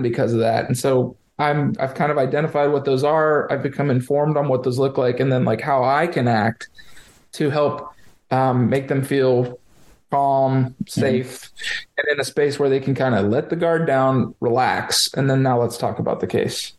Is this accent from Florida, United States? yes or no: yes; Lakewood Ranch, Florida, United States; also born or lived in Denver, Colorado; I'm a Florida native. I was born and raised in Sarasota, Lakewood Ranch